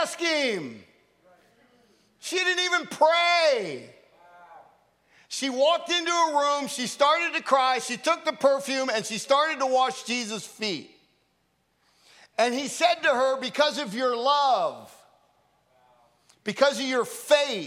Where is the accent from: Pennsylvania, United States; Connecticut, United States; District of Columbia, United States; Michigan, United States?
Pennsylvania, United States; York; York, Pennsylvania, my hometown.